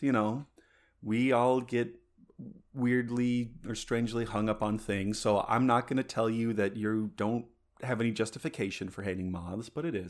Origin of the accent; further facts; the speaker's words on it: Colorado, United States; also born or lived in Southern California; I was actually born in Southern California. And I lived there until I was five, and then my family moved back to Colorado. That's where my folks were from.